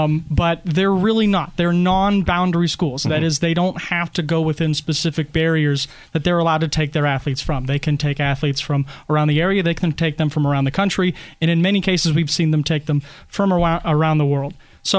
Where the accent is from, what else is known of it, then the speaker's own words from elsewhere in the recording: Erie, Pennsylvania, United States; also born or lived in Lake City, Pennsylvania; I was born in Erie. I went to private school when I was a wee chap through eighth grade at St. Luke's. I moved out to Lake City before high school. I attended Girard High School.